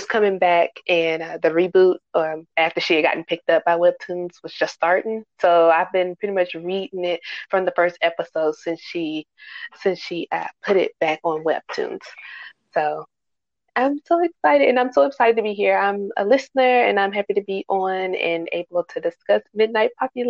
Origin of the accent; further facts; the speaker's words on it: Nashville, Tennessee, United States; So I'm 31. I'm from Nashville, Tennessee.